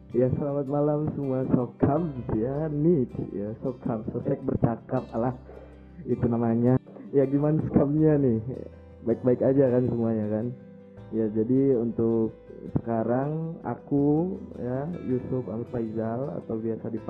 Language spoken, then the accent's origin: Indonesian; Ciamis, West Java, Indonesia; Ya, aku asal daerahku dari Ciamis, Jawa Barat.